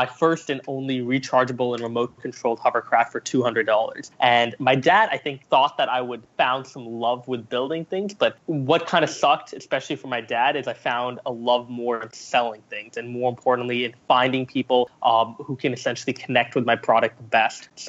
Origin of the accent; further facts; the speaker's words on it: Canada; also born or lived in Singapore; So I was born in Singapore. I moved to Canada when I was nine years old, um, and basically went through junior high, high school, very much dabbling with entrepreneurship